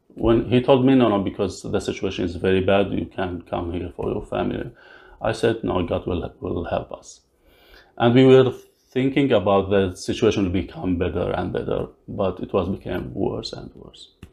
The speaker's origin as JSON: {"language": "English", "country": "Syria", "also_born_or_lived": "Lebanon", "second_language": "English", "moved": "as an adult", "lives_now": "London, Canada", "said": "I came from Syria."}